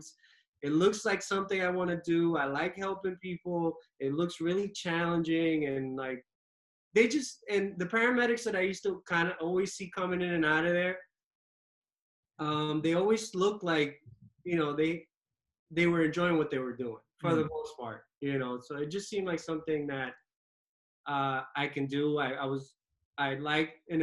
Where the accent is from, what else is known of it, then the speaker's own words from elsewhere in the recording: New York City, New York, United States; also born or lived in Dominican Republic (ancestry); I pretty much grew up in New York, you know, watched Uptown Manhattan, watched the Heights